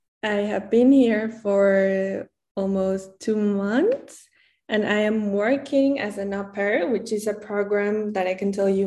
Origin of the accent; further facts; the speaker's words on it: Mexico City, Mexico; moved away as an adult; now in Berlin, Germany; first of all, I come from Mexico, from the capital, Mexico City. I am 24 years old, and I just graduated from university.